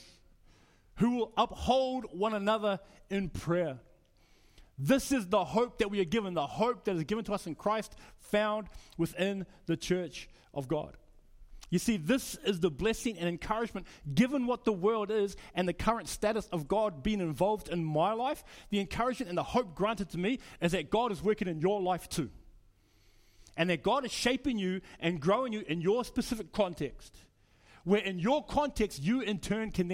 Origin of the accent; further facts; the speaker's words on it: New Zealand; now in Australia; I'm from New Zealand. I became an Australian citizen maybe 2003, 2004